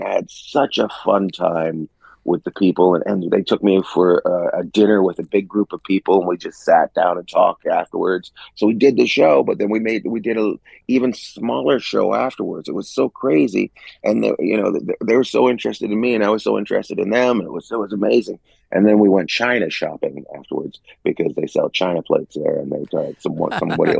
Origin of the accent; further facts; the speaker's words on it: Northern Canada, Canada; moved away; also born or lived in Vancouver, British Columbia / New York City / Los Angeles; I'm originally from Canada, northern Canada, up near Alaska